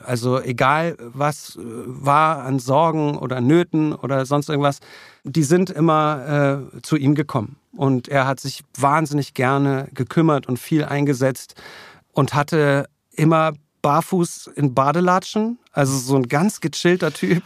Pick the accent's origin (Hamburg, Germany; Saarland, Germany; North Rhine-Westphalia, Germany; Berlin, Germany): Berlin, Germany; ich bin dann eigentlich in Klado aufgewachsen, mhm. ganz im Süden von Berlin.